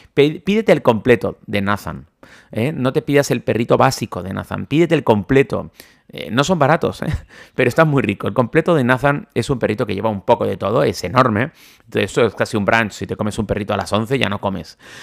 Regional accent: Spain; si somos españoles, que nos gusta cenar más tarde

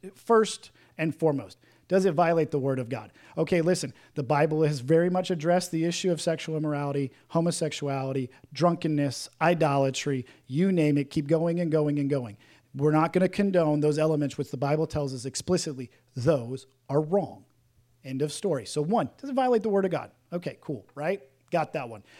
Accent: the South, United States; growing up in the South

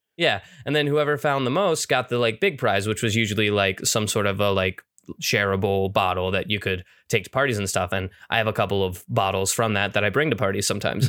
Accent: United States; I'm an American

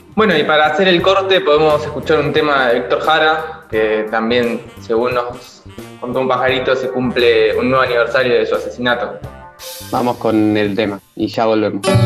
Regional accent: Argentina; en nuestro país

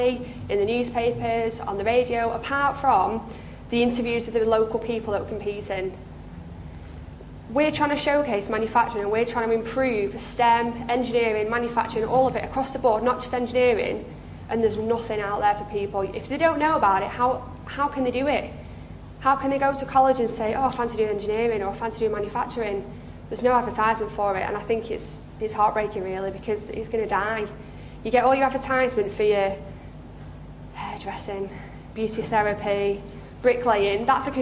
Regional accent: the Northwest, North West England, United Kingdom; I'm from the Northwest

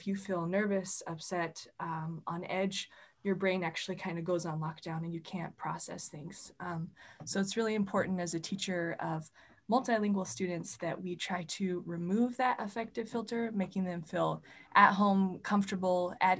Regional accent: Richmond, Texas, United States; moved away as an adult; now in Waukegan, United States; my old high school back in Richmond, Texas. And then when my husband and I moved up to Waukegan, Illinois

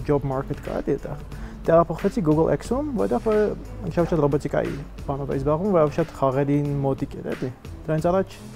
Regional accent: Netherlands; also born or lived in Armenia / Utrecht, Netherlands / Munich, Germany; ծնվել եմ Հայաստանում, բայց 6 տարեկանից դուրս ենք եկել Հայաստանից, գնացել ենք Հոլանդիա, Հոլանդիայում եմ մեծացել եւ Ուտրեխտի համալսարանում սովորել եմ։

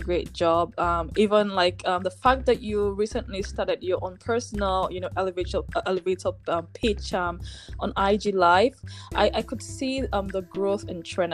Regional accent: Nigeria; moved away as an adult; now in Ontario, Canada; coming into Canada as an immigrant, you know, um, from Nigeria, from Ni- I'm from Nigeria

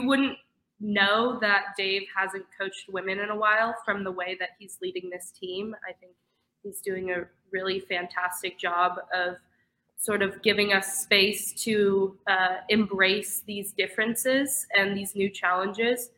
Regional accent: Orange County, California, United States; I'm from Orange County. I swam on Irvine Nova

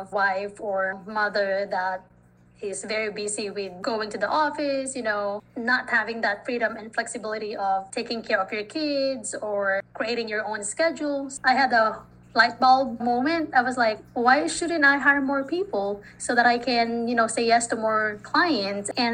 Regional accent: Philippines; English is a second language; moved away as an adult; now in United States; So I am from the Philippines. I grew up in the Philippines.

